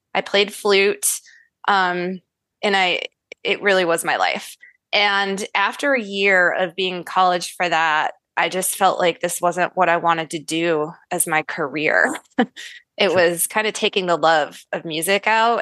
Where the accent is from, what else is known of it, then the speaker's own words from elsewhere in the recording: Syracuse, New York, United States; moved away; I was born and raised in Syracuse, New York. Okay. Which is not where I reside now